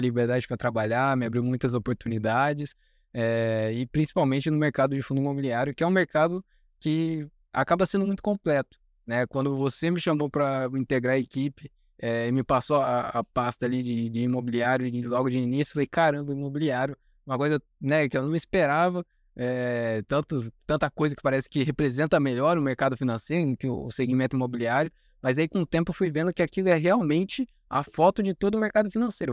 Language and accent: Portuguese; Maringá, Paraná, Brazil; eu sou de Maringá, no Paraná